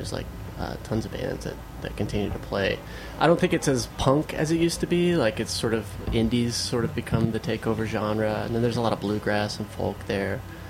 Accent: Beaumont, Texas, United States; moved away as an adult; now in New York, United States; I'm from Beaumont

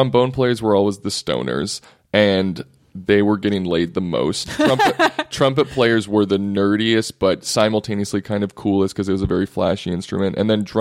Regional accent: Texas, United States; I grew up in Texas

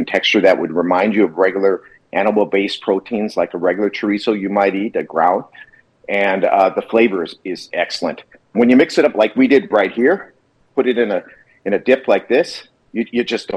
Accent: Wisconsin, United States; now in California, United States; I grew up in Wisconsin, live in California

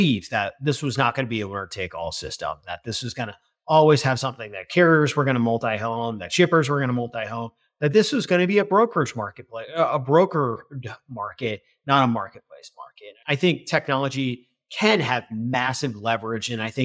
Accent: Northern New Jersey, United States; also born or lived in Chicago; now in New York City, United States; I grew up in Northern Jersey

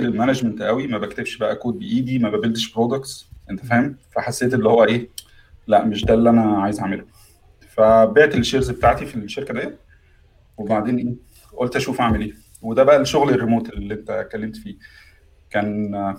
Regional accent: Egypt; moved away as an adult; now in United Kingdom; عندنا في مصر

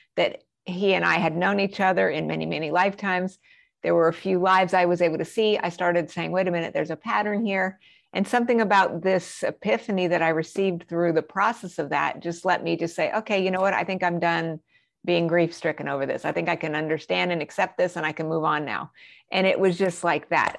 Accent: New Mexico, United States; also born or lived in Colorado Springs, Colorado; I grew up in New Mexico, but we also lived in Colorado Springs.

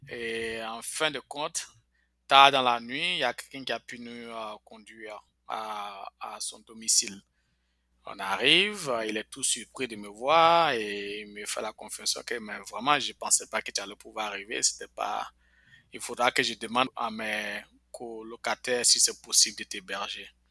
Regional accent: Bouaké, Vallée du Bandama, Côte d’Ivoire; moved away as an adult; also born or lived in Mbengue / Korhogo; now in United States; J'ai fait toute mon enfance à Boaké

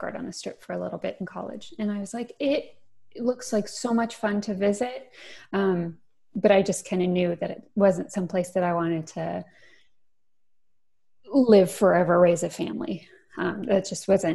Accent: Las Vegas, Nevada, United States; also born or lived in central Florida; now in Florida, United States; I went to the University of Nevada, Las Vegas, because I'm from Las Vegas

